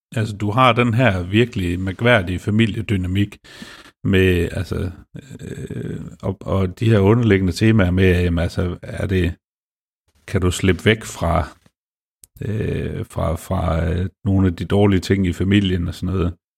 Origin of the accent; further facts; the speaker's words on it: Denmark; jeg er jo også dansker